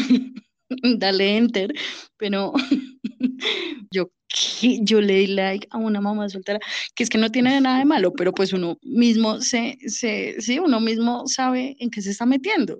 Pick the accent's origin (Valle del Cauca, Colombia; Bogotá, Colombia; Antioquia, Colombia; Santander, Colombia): Bogotá, Colombia; mi tierra, Bogotá